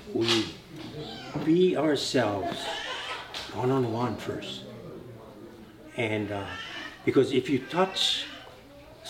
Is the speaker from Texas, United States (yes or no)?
no; Papaaloa, Hawaii, United States; when I grew up in Papaloa